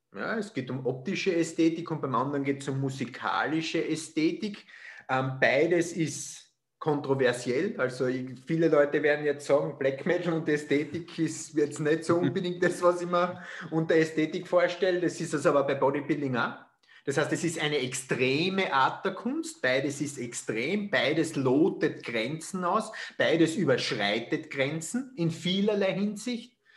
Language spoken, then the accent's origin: German; Austria; sagt man bei uns in Österreich